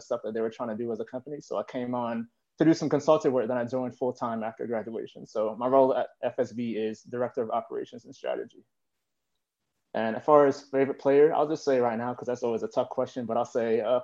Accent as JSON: {"language": "English", "town": "Baltimore", "region": "Maryland", "country": "United States", "tie": "born or raised there", "also_born_or_lived": "Washington, D.C.", "moved": "as an adult", "said": "I'm originally from the Baltimore area in Maryland. So I grew up there"}